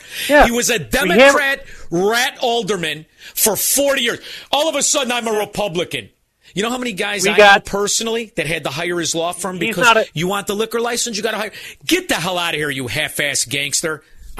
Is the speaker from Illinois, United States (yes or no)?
yes; Melrose Park, Illinois, United States; Listen, I'm from Melrose Park. I'm not on the good side.